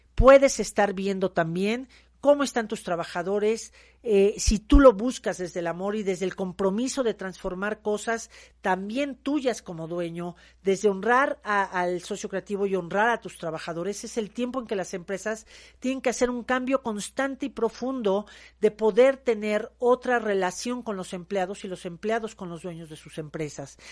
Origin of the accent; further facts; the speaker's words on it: Mexico; soy una mujer mexicana